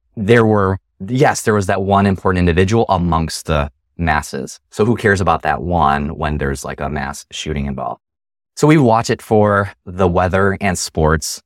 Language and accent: English; Chicagoland, Illinois, United States; growing up in Chicagoland